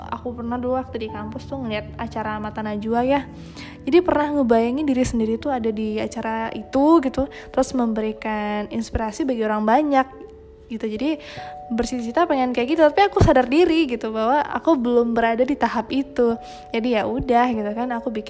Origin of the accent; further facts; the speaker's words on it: Padang Panjang, West Sumatra, Indonesia; aku malah lebih banyak tahu tentang Padang Panjang karena aku besarnya di Padang Panjang